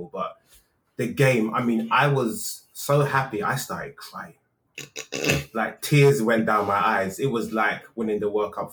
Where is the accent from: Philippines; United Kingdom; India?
United Kingdom; Birmingham, West Midlands; born there; now in London, United Kingdom; I was born in Birmingham, I moved to London, and the accent went.